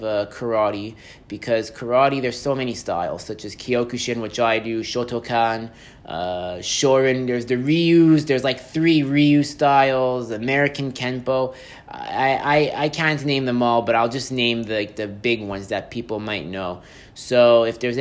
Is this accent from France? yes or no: no; Montreal, Quebec, Canada; I'm from Montreal